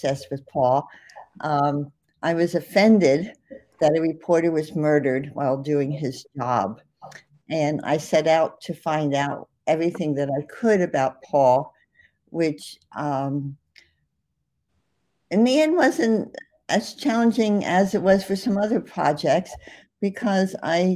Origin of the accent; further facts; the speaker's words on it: New Jersey, United States; accent: New Jersey; moved away as an adult; also born or lived in Memphis; now in Mississippi, United States; my New Jersey accent